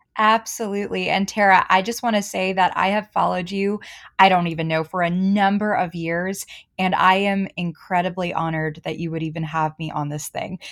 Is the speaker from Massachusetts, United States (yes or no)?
yes; Boston, Massachusetts, United States; moved away as an adult; also born or lived in Charlotte, North Carolina; I'm from Boston